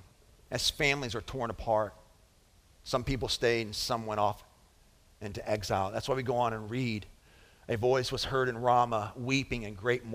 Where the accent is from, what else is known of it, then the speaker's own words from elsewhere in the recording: Lebanon Junction, Kentucky, United States; moved away; growing up in Lebanon Junction. Amen? That's where I grew up